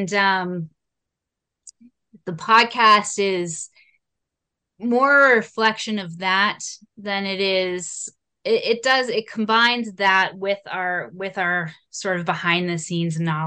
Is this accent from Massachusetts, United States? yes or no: yes; South Shore, Massachusetts, United States; So we grew up on the South Shore